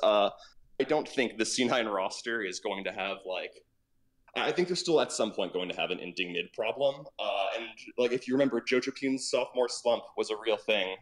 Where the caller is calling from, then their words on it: New York City, New York, United States; I'm calling from New York City